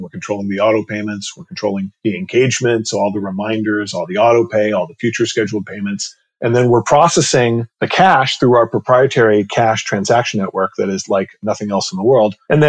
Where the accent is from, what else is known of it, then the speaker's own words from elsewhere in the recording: New York, United States; also born or lived in Palo Alto / Los Angeles; I was born in Palo Alto, California. I live in Palo Alto, California. In fact, probably about 500 yards from where I was born. I was like a salmon that swam back home because I actually grew up in New York